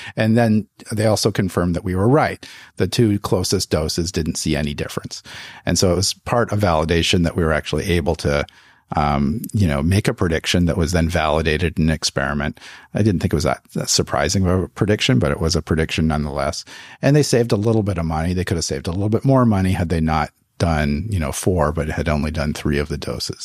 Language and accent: English; just outside Toronto, Ontario, Canada; moved away as an adult; also born or lived in Montreal, Canada; now in United States; I'm from just outside Toronto, Canada. I uh, grew up in Canada.